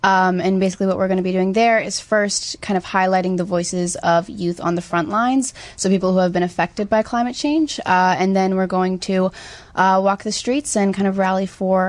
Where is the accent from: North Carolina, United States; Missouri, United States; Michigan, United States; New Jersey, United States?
New Jersey, United States; Bergen County; I'm from New Jersey.